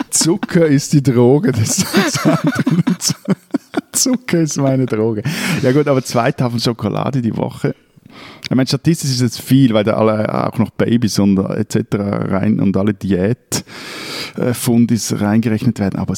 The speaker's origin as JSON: {"language": "German", "country": "Switzerland", "also_born_or_lived": "Lake Zurich area"}